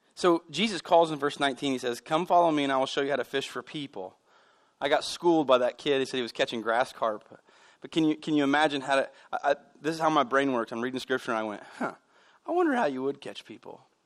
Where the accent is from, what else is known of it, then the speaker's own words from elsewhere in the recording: United States; I grew up here in America